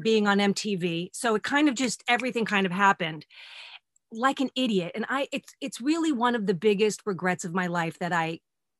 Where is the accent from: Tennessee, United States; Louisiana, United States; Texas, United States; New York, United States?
New York, United States; we're also born and raised in New York, American Italian homes